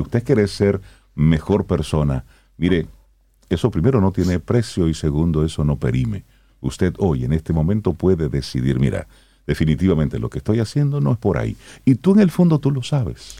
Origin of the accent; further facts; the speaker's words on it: Salcedo, Hermanas Mirabal, Dominican Republic; yo que soy de Salcedo